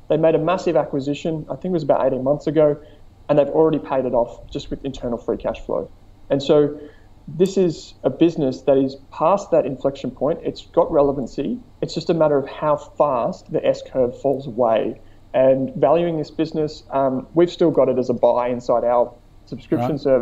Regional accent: Melbourne, Victoria, Australia; I'm from Melbourne

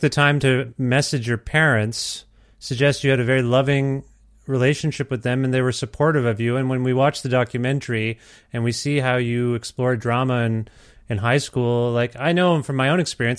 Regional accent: Cambridge, Ontario, Canada; now in Edmonton, Canada; I'm from Cambridge, Ontario, originally, uh, and which is just near Brantford.

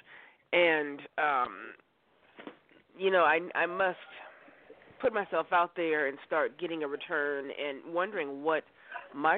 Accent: Los Angeles, California, United States; born or raised there; now in Oregon, United States

